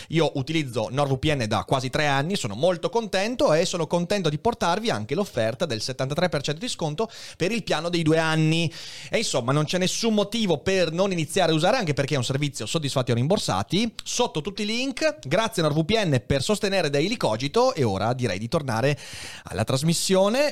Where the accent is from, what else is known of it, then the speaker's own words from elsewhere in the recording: Veneto, Italy; also born or lived in Padua; crescendo in Veneto